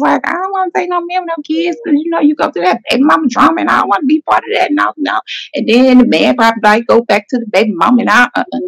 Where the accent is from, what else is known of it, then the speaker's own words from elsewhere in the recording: Atlanta, Georgia, United States; from Atlanta, Georgia. Mm-hmm. Born, well, I'm not gonna say born in Atlanta, but close enough. I was here right. since one, so I'm from Atlanta, Georgia